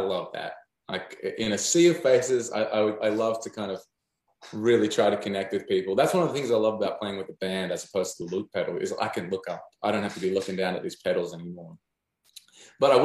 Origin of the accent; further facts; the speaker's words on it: Newcastle, New South Wales, Australia; moved away as an adult; now in Nashville, United States; my hometown of Newcastle